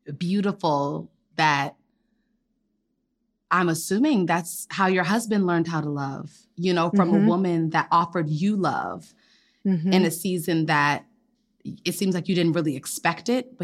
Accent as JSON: {"language": "English", "town": "Gaithersburg", "region": "Maryland", "country": "United States", "said": "That's where I'm from Gaithersburg."}